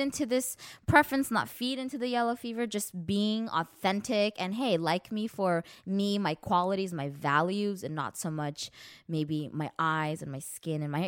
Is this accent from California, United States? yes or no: yes; Los Angeles, California, United States; we're from Los Angeles